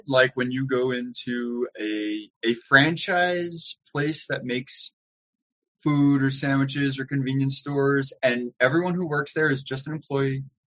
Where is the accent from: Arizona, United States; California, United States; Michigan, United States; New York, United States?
New York, United States; Baldwin; also born or lived in Manhattan / Brooklyn; I was born and raised in New York